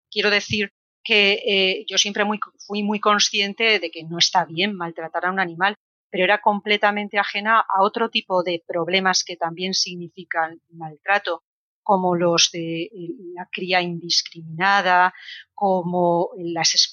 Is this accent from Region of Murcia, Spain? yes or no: yes; Cartagena, Region of Murcia, Spain; also born or lived in Vilagarcía de Arousa; porque yo estudié el instituto en Villa García, aunque soy de Cartagena, como mi padre era militar, viajamos por muchas ciudades, ¿no?